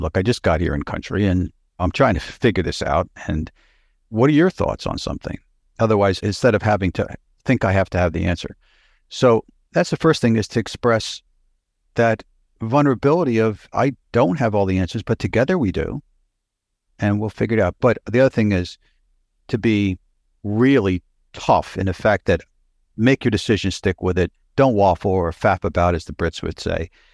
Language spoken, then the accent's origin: English; Pennsylvania, United States; born or raised there; moved away; also born or lived in New York City / Los Angeles / Houston / United Kingdom